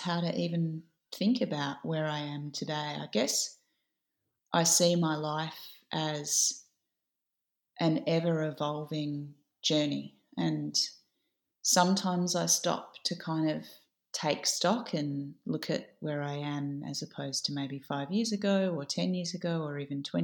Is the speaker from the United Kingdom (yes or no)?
no; Adelaide, South Australia, Australia; moved away as an adult; also born or lived in Sydney; I grew up in Adelaide in Tandanya